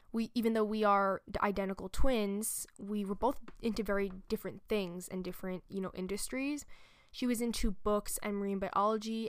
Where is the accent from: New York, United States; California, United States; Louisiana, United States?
New York, United States; a true New Yorker, because, you know, I live and I was born here in New York